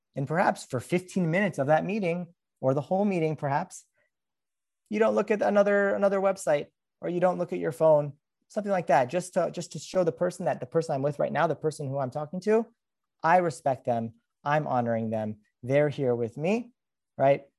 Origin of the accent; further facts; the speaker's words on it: Los Angeles, California, United States; I'm from Los Angeles